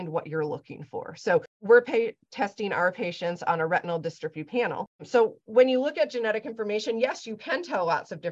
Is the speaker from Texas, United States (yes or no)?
no; Lansing, Michigan, United States; also born or lived in Ann Arbor, Michigan; I grew up in Michigan, grew up in Lansing, so the center of the state